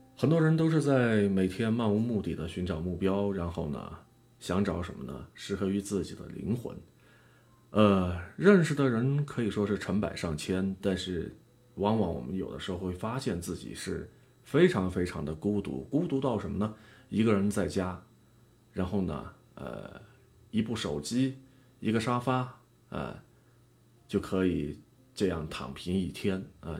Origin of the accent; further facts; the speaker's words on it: Yunnan, China; 用咱们云南话说的